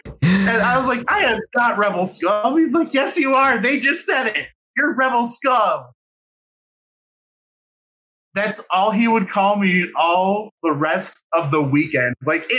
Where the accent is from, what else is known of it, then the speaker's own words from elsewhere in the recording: Florida, United States; moved away; also born or lived in Chicago; I was born in Florida